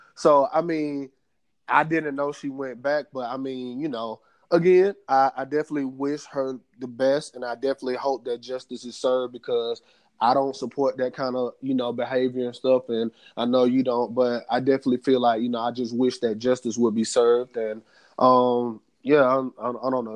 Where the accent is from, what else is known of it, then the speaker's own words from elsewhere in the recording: United States; us as African American men